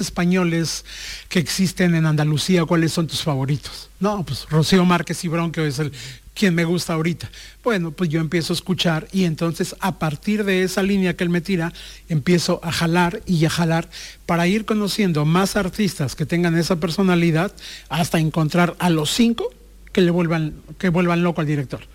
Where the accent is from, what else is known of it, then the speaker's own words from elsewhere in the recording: Mexico; yo soy de México